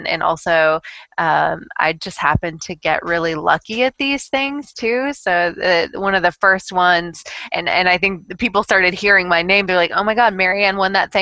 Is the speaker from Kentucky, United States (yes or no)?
yes; Kentucky, United States; also born or lived in Tennessee; I was born in Tennessee, but we moved up to Kentucky when I was really young